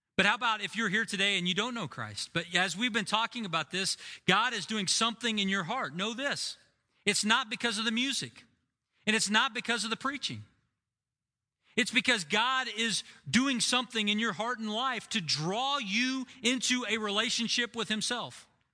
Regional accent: United States; As an American

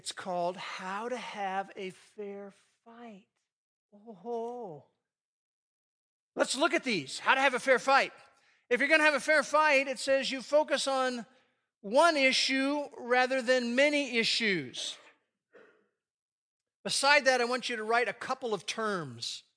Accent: United States; I grew up in the New York, New Jersey area in two different stretches.

